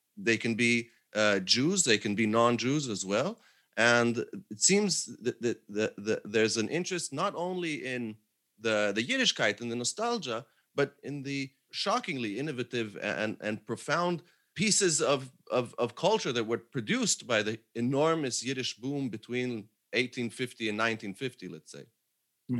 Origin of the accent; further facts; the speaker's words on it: Jerusalem, Jerusalem District, Israel; now in Paris, France; I grew up in Jerusalem